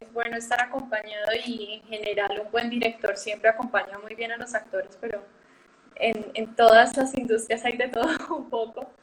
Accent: Medellín, Antioquia, Colombia; yo también soy de Medellín

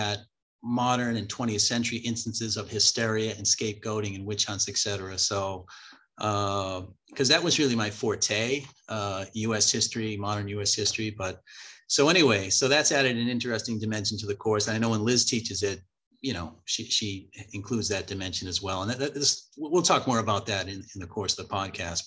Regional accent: Winchester, Massachusetts, United States; I grew up in Winchester, Massachusetts

